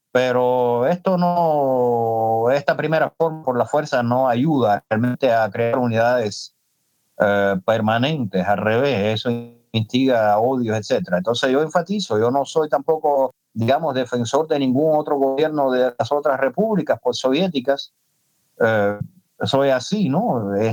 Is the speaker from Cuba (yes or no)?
yes; Cuba; Y puedo estar muy bien eh, yo como cubano, digamos, disfrutando del danzón